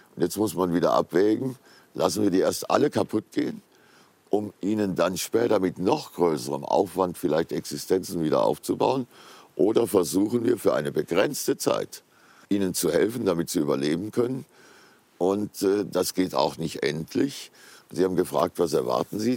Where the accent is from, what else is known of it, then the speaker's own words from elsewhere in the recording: Giessen, Hesse, Germany; Gießen, meine Heimatstadt.